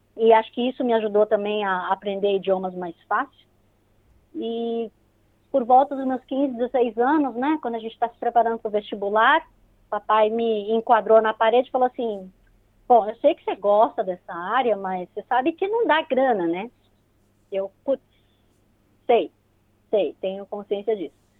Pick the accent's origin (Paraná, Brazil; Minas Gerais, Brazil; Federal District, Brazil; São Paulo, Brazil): São Paulo, Brazil; moved away as an adult; now in New Zealand; eu nasci em São Paulo, sou paulista mesmo, daquela ferrenha que frequentava bastante a Avenida Paulista.